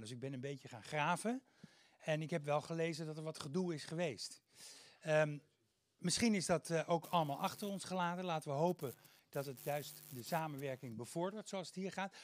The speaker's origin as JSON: {"language": "Dutch", "town": "Haarlem", "region": "North Holland", "country": "Netherlands", "said": "ik kom uit Haarlem"}